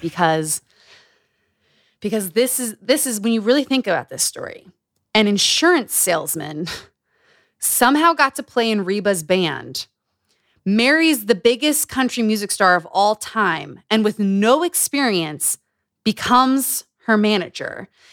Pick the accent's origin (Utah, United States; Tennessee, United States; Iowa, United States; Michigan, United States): Utah, United States; Growing up in Utah